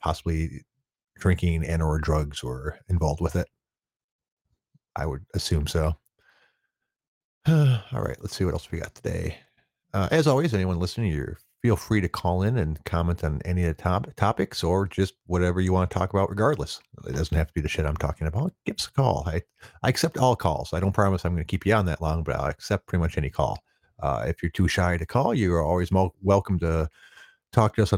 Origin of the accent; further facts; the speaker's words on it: Detroit, Michigan, United States; I'm from the Detroit area